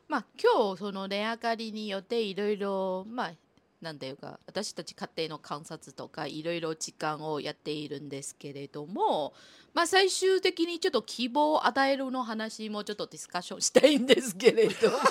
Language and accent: Japanese; Taiwan; Japanese is a second language; now in Japan; 特に私台湾出身の人間ですから。